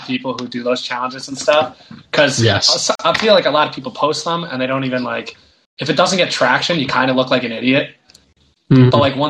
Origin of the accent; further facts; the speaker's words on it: New Jersey, United States; I am from New Jersey.